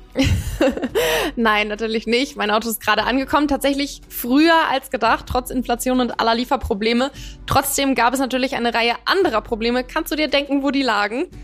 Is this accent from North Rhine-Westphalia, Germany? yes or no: no; Hanover, Lower Saxony, Germany; now in Berlin, Germany; Ich komme ja gebürtig aus Hannover